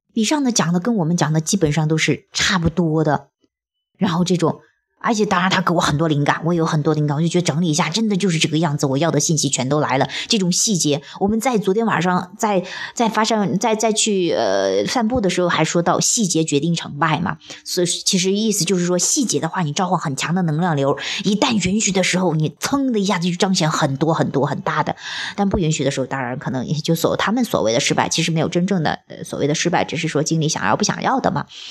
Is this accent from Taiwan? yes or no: no; China; 我说即便像我们这样生活在中国